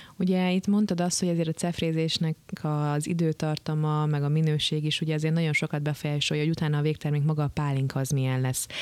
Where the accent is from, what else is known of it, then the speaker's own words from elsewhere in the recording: Hungary; Azért jó magyarként szeretjük a pálinkát